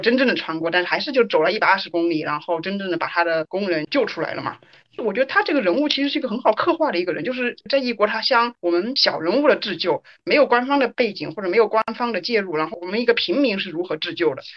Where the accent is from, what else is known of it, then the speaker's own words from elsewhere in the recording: China; 作为中国人的话，对于这种个人主义和集体主义，其实我觉得我们都还是有一定的服从性的